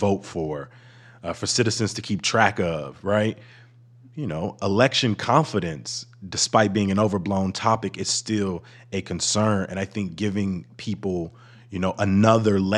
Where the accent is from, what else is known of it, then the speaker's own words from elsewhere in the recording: Chicago, Illinois, United States; Growing up on the South Side